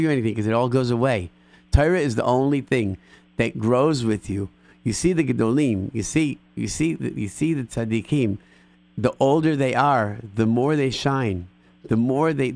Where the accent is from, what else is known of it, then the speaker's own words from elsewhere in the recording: Rochester, New York, United States; moved away; I grew up in Rochester, New York